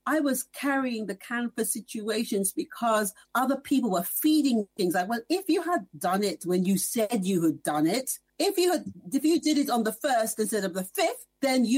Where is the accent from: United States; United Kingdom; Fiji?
United Kingdom; England; I remember when I was growing up in the 70s in England